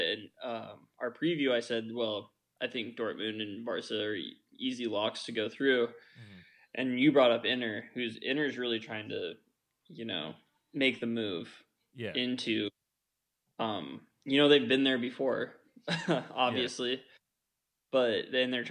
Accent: United States; I am an American fan

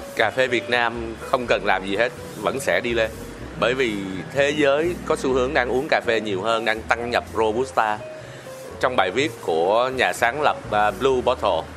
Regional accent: Bảo Lộc, Lâm Đồng, Vietnam; mình là người à, Bảo Lộc

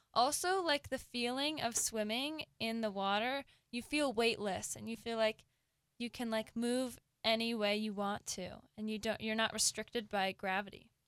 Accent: Seattle, Washington, United States; I am from Seattle

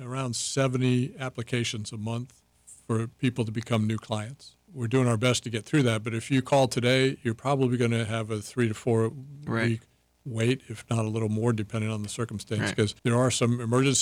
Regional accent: Rhode Island, United States; now in Polk County, Florida, United States; I'm from Rhode Island

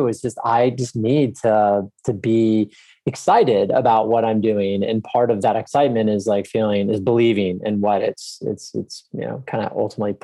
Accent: Texas, United States; I grew up in Texas, I love Texas

